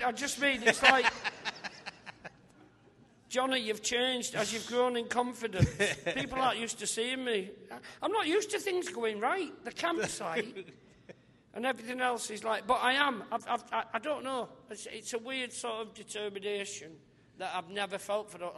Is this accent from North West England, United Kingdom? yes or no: yes; St Helens, North West England, United Kingdom; my hometown